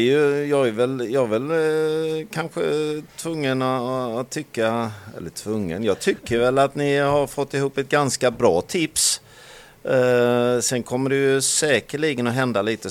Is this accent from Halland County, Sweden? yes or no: yes; Halland County, Sweden; som hallänning så har man ju när, under, under, under tiden man har vuxit upp